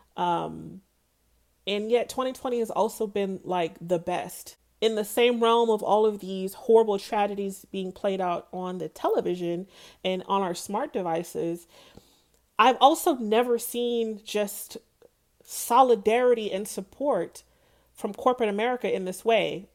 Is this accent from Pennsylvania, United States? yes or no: no; Pine Hills, Florida, United States; I'm from Pine Hills. I am Pine Hills till I die. I tell people that I am Pine Hills royalty. I love where I grew up